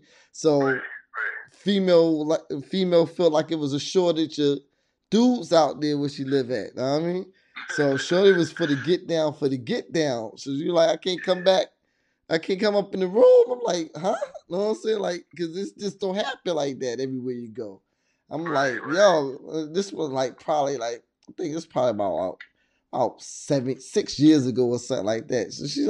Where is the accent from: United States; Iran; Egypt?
United States; Virginia; I'm out from Virginia, my first weekend in the A.